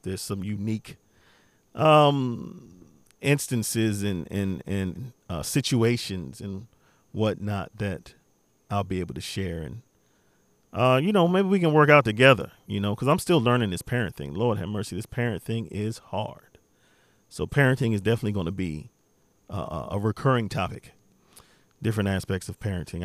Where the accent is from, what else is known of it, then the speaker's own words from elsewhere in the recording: Beltsville, Maryland, United States; born and raised in Maryland, particularly Beltsville, Maryland.